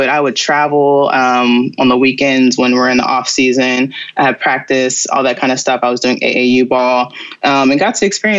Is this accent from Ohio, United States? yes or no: yes; Cincinnati, Ohio, United States; growing up in Cincinnati was great. I feel like it's one of those smaller cities that can feel big when you want it to.